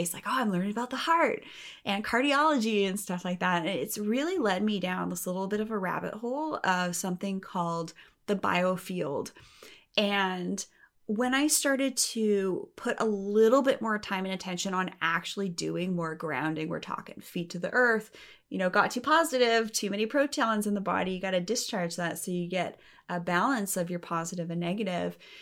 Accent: Canada; I'm from Canada

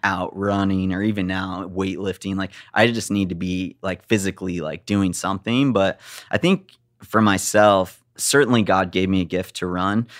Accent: Big Bear Lake, California, United States; I grew up in Big Bear Lake where it's mountainous and beautiful

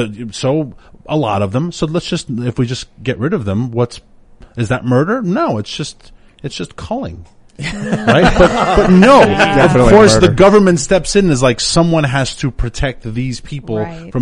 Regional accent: New York, United States; moved away; my hometown of New York

